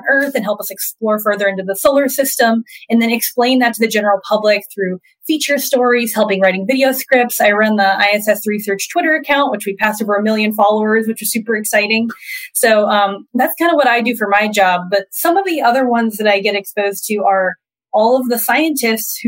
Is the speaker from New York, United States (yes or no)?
no; Florida, United States; growing up in Florida, you could step out in your front yard and see rockets taking off